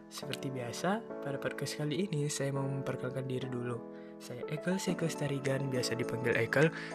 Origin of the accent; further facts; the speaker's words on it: Kabanjahe, North Sumatra, Indonesia; Umur saya 18 tahun, asal dari Kaban Jahe, Kabupaten Karo, Sumatera Utara.